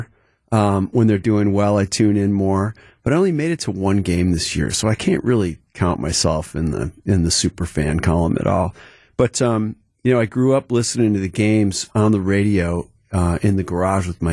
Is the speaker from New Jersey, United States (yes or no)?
no; Mequon, Wisconsin, United States; also born or lived in Milwaukee east side; I grew up actually on the east side initially, and then my folks moved out to Mequon where I encountered the ravine